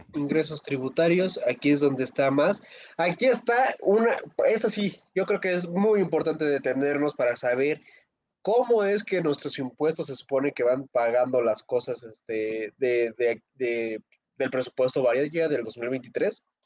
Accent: Zinacantepec, State of Mexico, Mexico; Hoy visitó a Sinacantepec

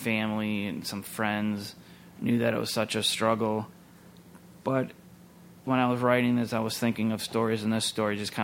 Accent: Minneapolis–Saint Paul, Minnesota, United States; I grew up here in the Twin Cities, and the church was just over the river in St. Paul

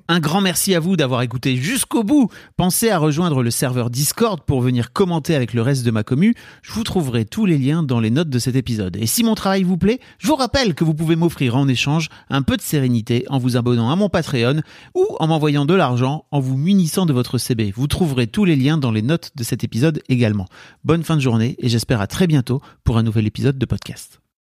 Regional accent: the North, Hauts-de-France, France; Moi, je viens du Nord

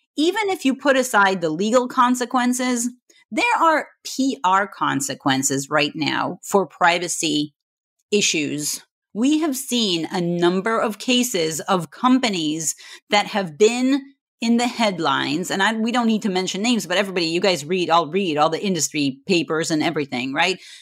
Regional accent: Israel; moved away as an adult; also born or lived in Scotland; now in United States; originally I'm from Israel

